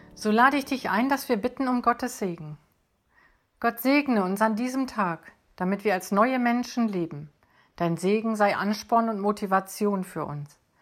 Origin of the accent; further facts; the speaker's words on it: Schleswig-Holstein, Germany; Bei uns in Schleswig-Holstein